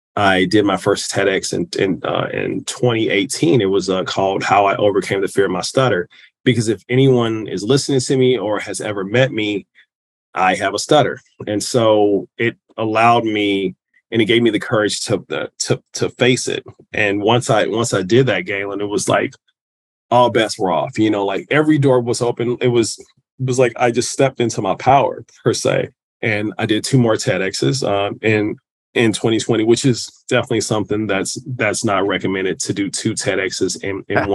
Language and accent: English; Kansas City, Missouri, United States; I'm from Kansas City, Missouri.